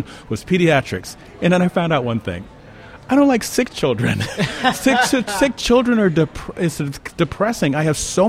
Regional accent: Chicago, Illinois, United States; Well, south side of Chicago

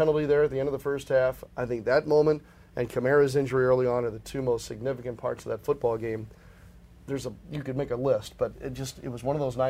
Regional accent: the North, United States; moved away; also born or lived in the South; I'm from the North, but I've lived in the South long enough

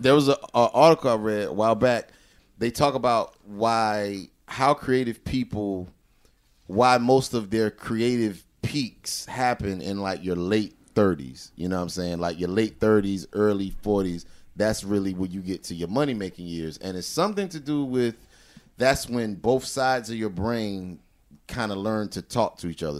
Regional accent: the South, United States; I'm from the South

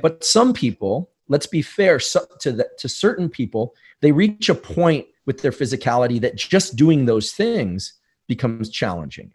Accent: San Francisco, California, United States; growing up in New Zealand or in, you know, South Bay, San Francisco

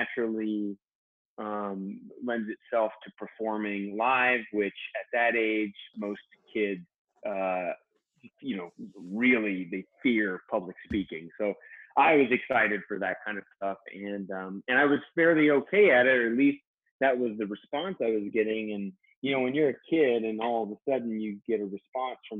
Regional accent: Sutter County, Northern California, United States; now in Los Angeles, United States; I'm from Northern California, the Sutter County area, so like north of Sacramento

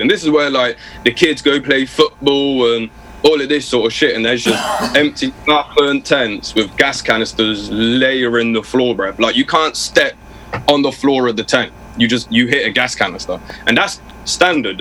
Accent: Oxford, South East England, United Kingdom; born or raised there

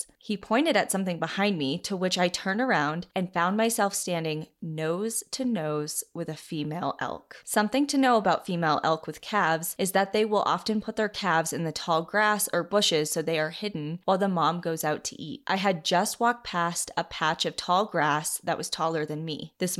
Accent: Colorado, United States; Growing up in Colorado, I know all of this information, and because of that, always keep an eye out when walking my dogs.

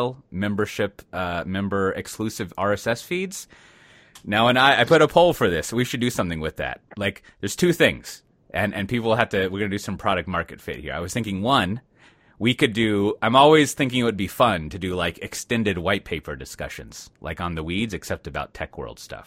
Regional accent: Texas, United States; being a Texan

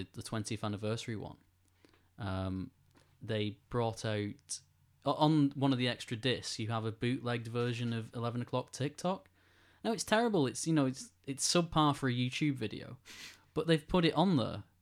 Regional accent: Greater Manchester, North West England, United Kingdom; I feel really proud to be from Greater Manchester, at least. I know, uh, maybe people who live in Manchester will say I'm not really from Manchester

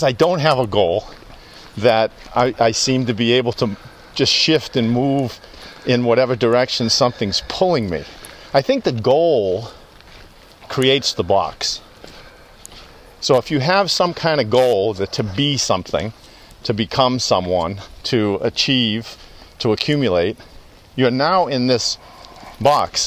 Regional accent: outside of Boston, Massachusetts, United States; born or raised there; also born or lived in Louisiana

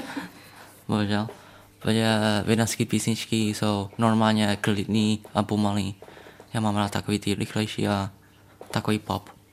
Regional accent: Czechia; já jsem narodil v Česku, a můj krev je větnamský krev

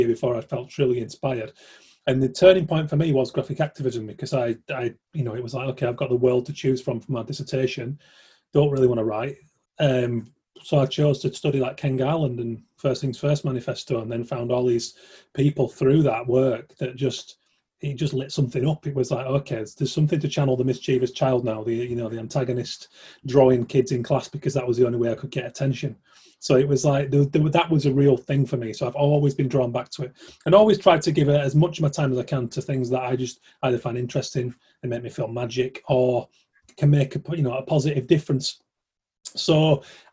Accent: Keighley, Yorkshire and the Humber, United Kingdom; I'm from Keighley originally

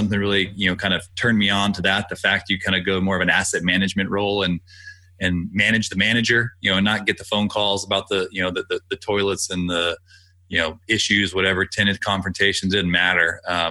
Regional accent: Austin, Texas, United States; I grew up in Austin

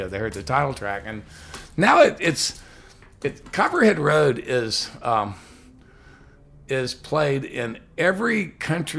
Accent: Texas, United States; moved away as an adult; also born or lived in Tennessee / California; now in New York, United States; I grew up in Texas hunting and fishing

